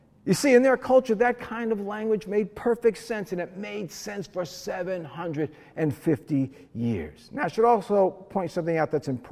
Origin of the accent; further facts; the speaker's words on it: New Jersey, United States; I grew up in Jersey, and I lived in a very blue-collar white neighborhood